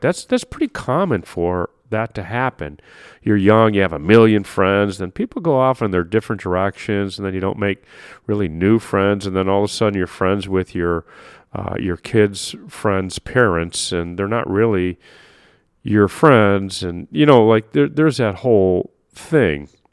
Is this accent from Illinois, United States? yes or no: yes; Chicago, Illinois, United States; I'm from Chicago